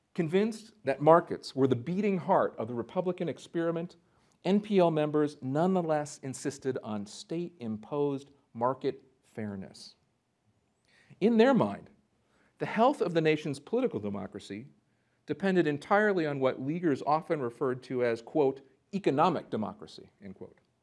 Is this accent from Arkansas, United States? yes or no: no; Minneapolis, Minnesota, United States; also born or lived in North Dakota; I grew up in the Minneapolis, Saint Paul area